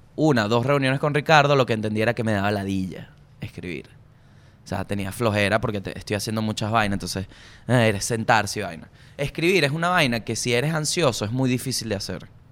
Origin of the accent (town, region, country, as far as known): Venezuela